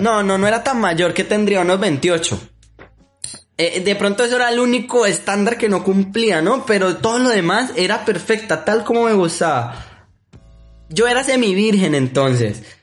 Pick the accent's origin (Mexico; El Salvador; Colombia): Colombia; Como buen colombiano